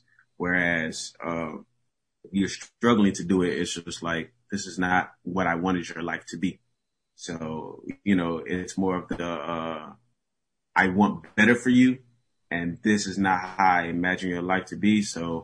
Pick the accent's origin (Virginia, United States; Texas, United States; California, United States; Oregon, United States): Texas, United States; Houston; born and raised in Houston, Texas, a Nigerian.